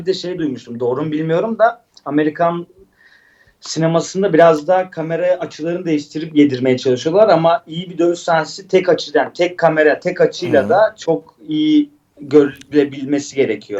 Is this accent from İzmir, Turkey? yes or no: no; Istanbul, Turkey; also born or lived in Antakya (family origin); ben Şişli'de doğdum büyüdüm düşün yani Mecidiyeköy.